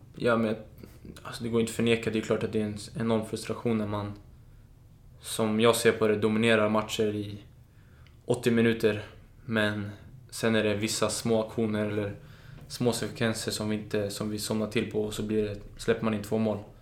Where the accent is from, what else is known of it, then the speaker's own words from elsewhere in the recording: Solna, Stockholm County, Sweden; also born or lived in Danderyd; Danderyds sjukhus, men jag är uppvuxen i Solna